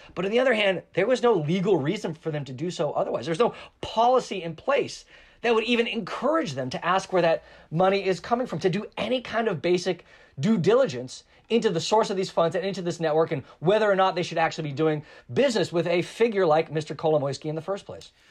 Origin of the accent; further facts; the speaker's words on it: United States; as an American